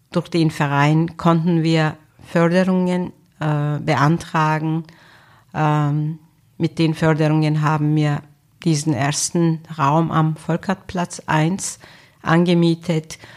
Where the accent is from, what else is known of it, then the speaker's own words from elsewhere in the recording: Turkey; also born or lived in Germany; now in Austria; Wahrscheinlich ist Österreich ihr Heimatland. Türkei ist mein Heimatland, wo ich meine Kindheit verbracht habe, wo noch ein Teil meiner Familie lebt. Von Deutschland habe ich gute sowie schlechte Erinnerungen noch.